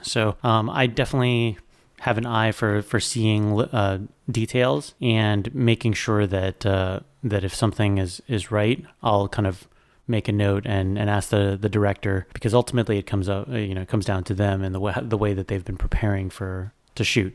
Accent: South Florida, United States; also born or lived in New York; growing up in South Florida

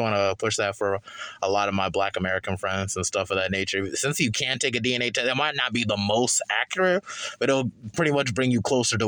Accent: Liberia; I'm Liberian

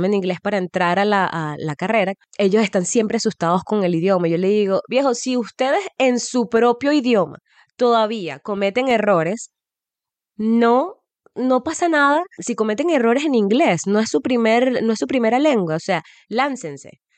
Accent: Nueva Esparta, Venezuela; now in Ireland; Además que nosotros nos vinimos en el 2010 de Margarita, cuando, no sé, treinta y pico de grados, y em, llegamos acá

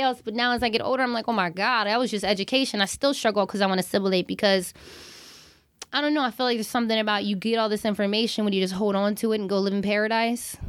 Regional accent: Hawaii, United States; growing up in Hawaii

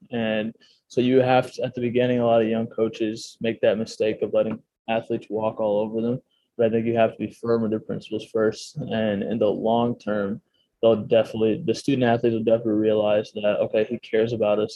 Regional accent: Chicago, Illinois, United States; moved away; I'm from the Chicago area

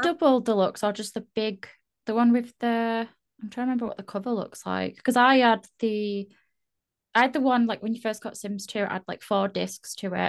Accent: Yorkshire and the Humber, United Kingdom; I'm from the UK. Uh, I'm not Irish. Sometimes people think I sound Irish. I don't think I do at all, but no, I'm from Yorkshire in the UK.

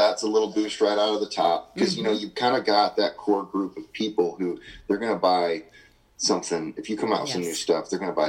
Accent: Midwest, United States; And since I'm from, of course, down in Oklahoma and Texas where that movement was born, they have red dirt down there. I'm from the Midwest.

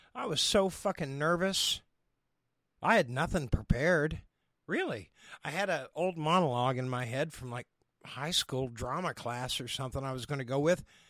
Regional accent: Oklahoma, United States; accent: Oklahoma; moved away; also born or lived in Los Angeles; my Oklahoma accent

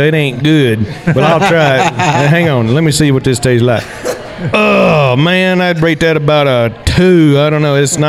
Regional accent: Mississippi, United States; now in Fort Collins, United States; Well, I grew up in the South

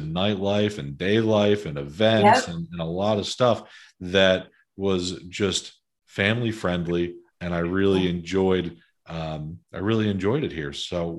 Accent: Philadelphia, Pennsylvania, United States; moved away as an adult; now in Bucks County, United States; my background is I grew up in Northeast Philadelphia, and I moved to Bucks County about 7 years ago

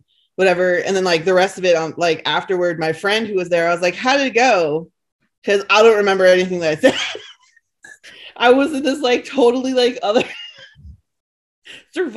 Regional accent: not far from New York, East Coast, United States; moved away; where I grew up on the East Coast, like was just, you know, not far from New York

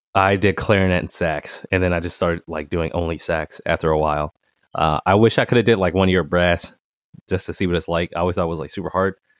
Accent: Boston, Massachusetts, United States; I'm from J P

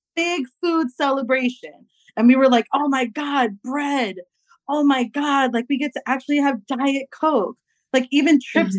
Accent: New York, United States; I'm from New York

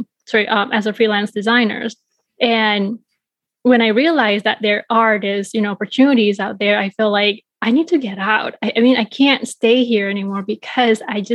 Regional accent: Bali, Indonesia; now in Chicago, United States; I was growing up in Bali, Indonesia

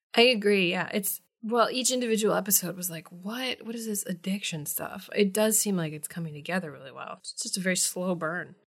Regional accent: Midwest, United States; moved away; where I grew up in the Midwest

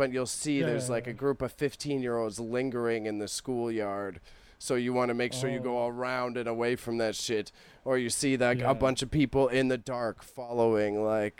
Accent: Toronto, Ontario, Canada; where I grew up in Scarborough is a very diverse area.

